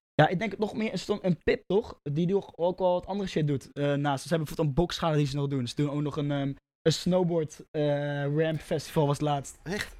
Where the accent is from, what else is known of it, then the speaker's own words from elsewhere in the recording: Rotterdam, South Holland, Netherlands; ik kom uit Roffa